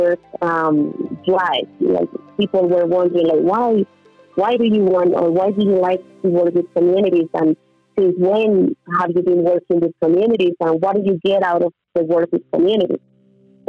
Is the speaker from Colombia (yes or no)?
yes; Colombia; English is a second language; also born or lived in United States / Mexico